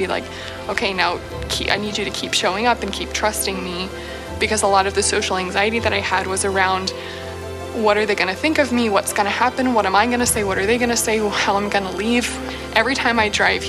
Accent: Springfield, Missouri, United States; moved away as an adult; now in Lawrence, United States; I had never moved out of my hometown before

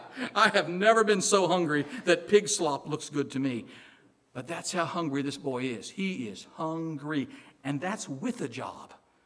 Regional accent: Illinois, United States; accent: Southern; also born or lived in Southern US; Now, I'm actually from Illinois, but I married a Southern girl, and I lived in the South for a while. That's where I got this Southern accent. I can't get rid of it.

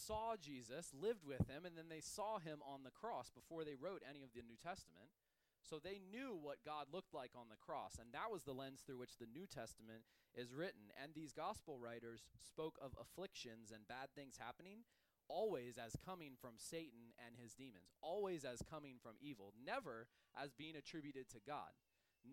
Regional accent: United States; as an American

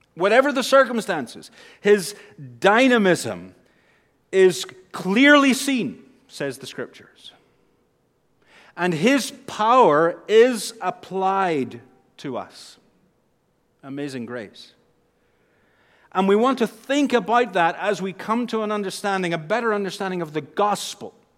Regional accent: Northern Ireland, United Kingdom; accent: Northern Irish; moved away; with my accent back home, I would say the power of God. I'm, I'm stretching it now into two syllables as the accent changes. The power of God. We say in Northern Ireland

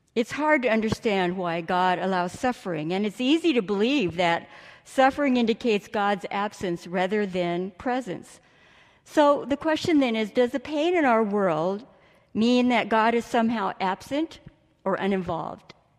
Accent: Imperial Valley, California, United States; I grew up in California and spent most of my childhood in Imperial Valley

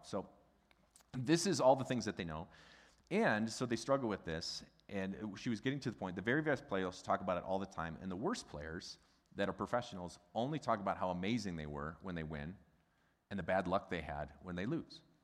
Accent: Midwest, United States; a Midwesterner who's got a German background

